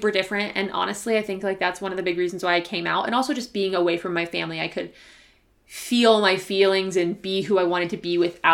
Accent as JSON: {"language": "English", "region": "Iowa", "country": "United States", "tie": "born or raised there", "also_born_or_lived": "Utah", "moved": "as an adult", "said": "I grew up in Iowa"}